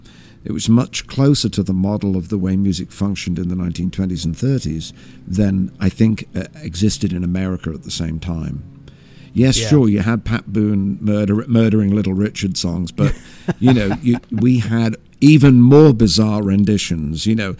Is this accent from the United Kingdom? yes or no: yes; England, United Kingdom; Some of the people that he wrote about were people I couldn't have known about at all in growing up in England.